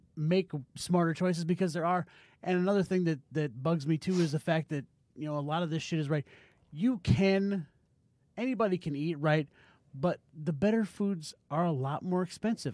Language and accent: English; United States